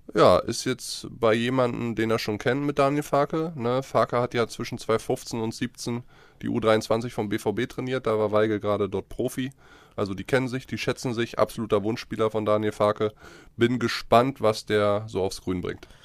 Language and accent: German; Germany; wir Deutschen